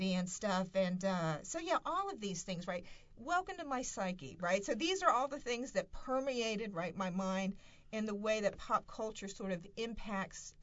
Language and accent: English; the South, United States; growing up in the South, and I'm particularly thinking about myself, what it means to come from a rural background